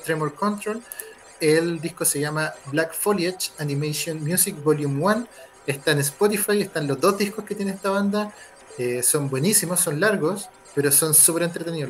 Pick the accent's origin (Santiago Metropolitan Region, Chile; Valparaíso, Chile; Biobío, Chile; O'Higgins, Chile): Valparaíso, Chile; moved away as an adult; now in Viña del Mar, Chile; somos de Valparaíso